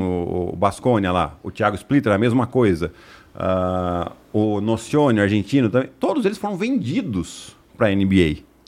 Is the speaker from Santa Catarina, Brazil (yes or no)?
no; Piracicaba, São Paulo, Brazil; sou de Piracicaba, do interior de São Paulo